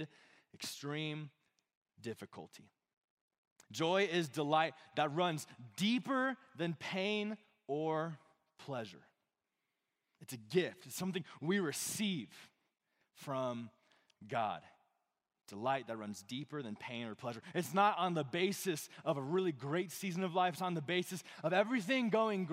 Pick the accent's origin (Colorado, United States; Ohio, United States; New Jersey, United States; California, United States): Colorado, United States; Monument; I grew up in this side of Colorado Springs. I grew up in Monument.